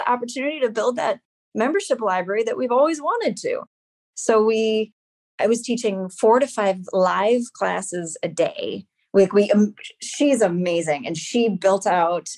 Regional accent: Evanston, Illinois, United States; my hometown school, Evanston Township High School

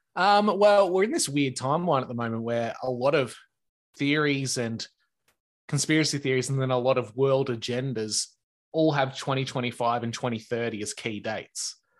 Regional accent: Australia; a small time Aussie guy that's on the other side of the world

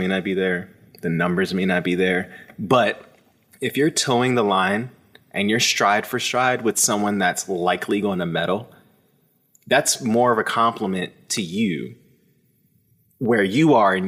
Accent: Maryland, United States; I grew up in Maryland

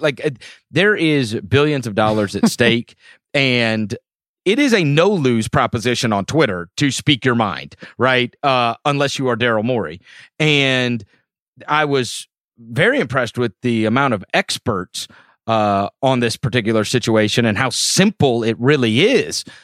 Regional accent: St. Louis, Missouri, United States; moved away; I am a Cardinals fan as I grew up in Saint Louis

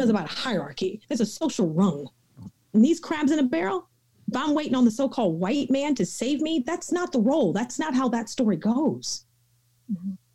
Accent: the South, United States; I'm from the South, and so my folks um, use scripture a, a bit differently

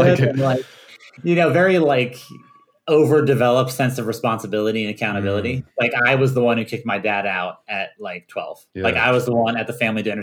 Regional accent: Virginia, United States; we grew up in Virginia

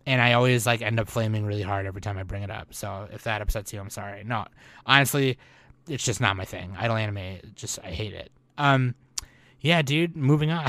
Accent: United States; I'm Asian American

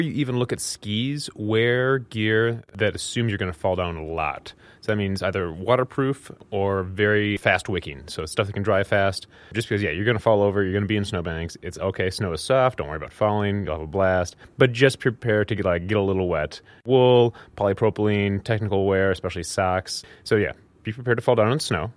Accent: Minnesota, United States; growing up in Minnesota

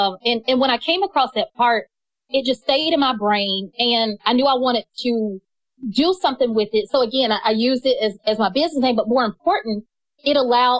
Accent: Atlanta, Georgia, United States; I'm just from Atlanta. My family's been here for five generations

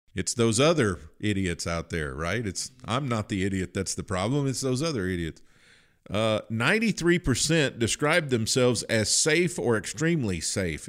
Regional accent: Kentucky, United States; I, I grew up in Kentucky

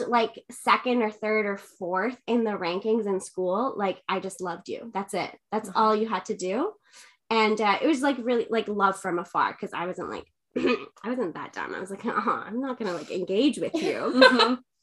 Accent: Palestine; moved away; I grew up in Palestine.

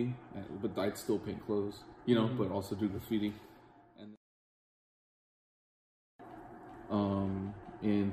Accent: Oxnard, California, United States; I'm from Oxnard, born and raised

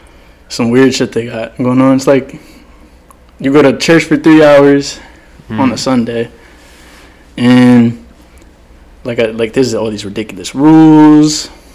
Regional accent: Somerset, New Jersey, United States; moved away as an adult; now in Logan, Utah, United States; So I grew up here, Jersey, in Somerset.

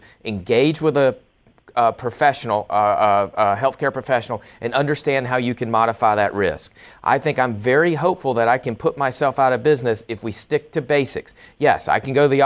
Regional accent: the South, United States; I'm from the South as well

